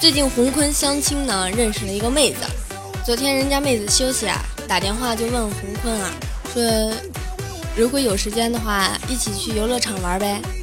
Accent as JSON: {"language": "Chinese", "region": "Inner Mongolia", "country": "China", "tie": "born or raised there", "moved": "yes", "said": "我的老家是内蒙古的"}